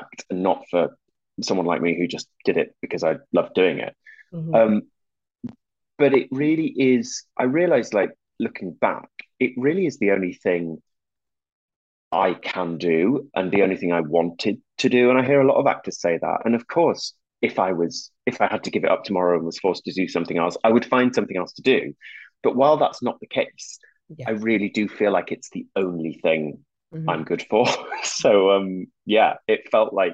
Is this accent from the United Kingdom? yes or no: yes; Whitby, Yorkshire and the Humber, United Kingdom; moved away as an adult; I'm from a town, a little fishing town on the northeast coast of England called Whitby